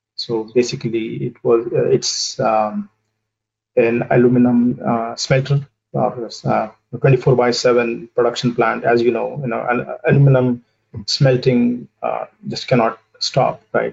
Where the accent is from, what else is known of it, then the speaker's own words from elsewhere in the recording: southern India, India; moved away as an adult; also born or lived in United States; now in Boston, United States; I uh, grew up in a in a small city in in southern India, and I did my uh, you know initial schooling and high school over there